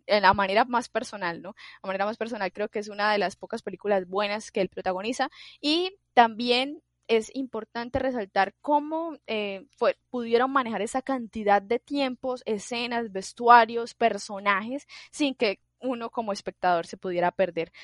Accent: Colombia; yo soy muy colombiana

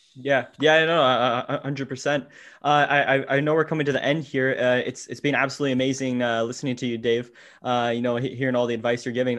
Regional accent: Ottawa, Ontario, Canada; I'm from Ottawa

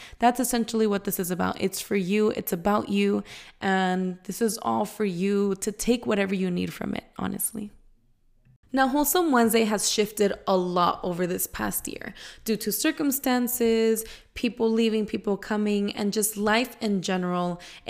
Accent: San Diego, California, United States; I just turned 25 on March 7th. I am Mexican-American, born and raised in San Diego.

